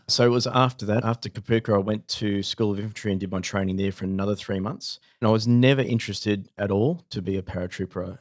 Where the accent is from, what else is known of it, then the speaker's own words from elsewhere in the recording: Eleebana, New South Wales, Australia; I grew up in Eliabana on Lake Macquarie near Newcastle